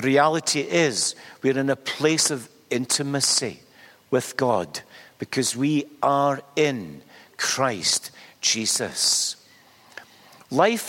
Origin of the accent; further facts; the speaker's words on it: Glasgow, Scotland, United Kingdom; accent: Glasgow; I was born in Glasgow in the 1950s. I just made the 1950s, and no more. I speak with a Glasgow accent